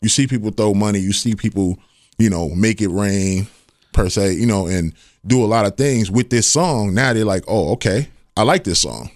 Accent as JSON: {"language": "English", "region": "New York", "country": "United States", "tie": "born or raised there", "moved": "as an adult", "lives_now": "Ohio, United States", "said": "born and raised in Harlem, Harlem, New York. Grew up in the Bronx"}